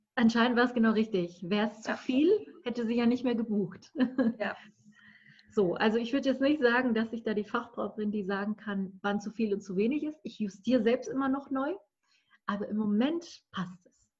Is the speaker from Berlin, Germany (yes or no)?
yes; Berlin, Germany; ich komme aus Berlin